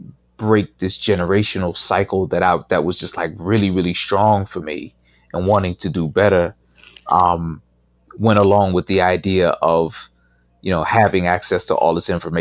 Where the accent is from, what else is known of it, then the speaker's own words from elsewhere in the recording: Pittsburgh, Pennsylvania, United States; So I grew up in Pittsburgh, and you know, it wasn't a place even though I moved back, I live here now, but it's a very different place today than it was 25 years ago when I left it.